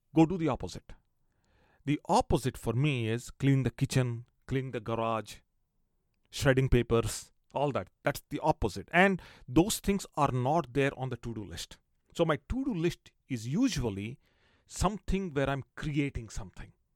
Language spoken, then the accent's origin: English; India; growing up in India